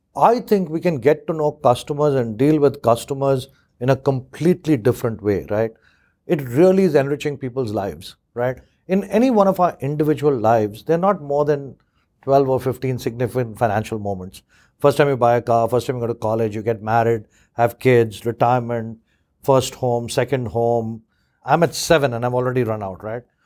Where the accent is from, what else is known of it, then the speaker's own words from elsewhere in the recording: India; now in United Kingdom; I grew up in India